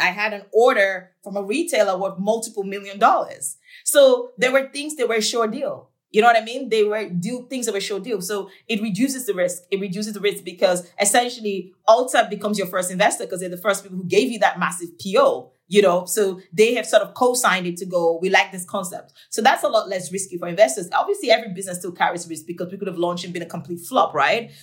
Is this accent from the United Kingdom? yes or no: no; Nigeria; now in United States; I'm from Nigeria